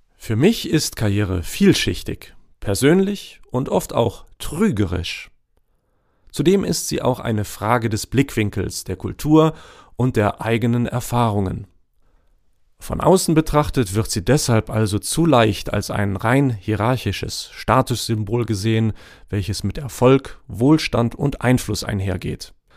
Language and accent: German; GDR, East Germany, Germany; Aufgewachsen in der DDR mit Eltern, die ein eigenes Unternehmen nach der Wende aufgebaut haben